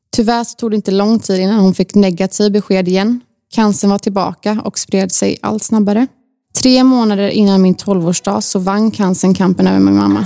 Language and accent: Swedish; Gothenburg, Västra Götaland, Sweden; Jag är född och uppvuxen i Torslanda, i Göteborg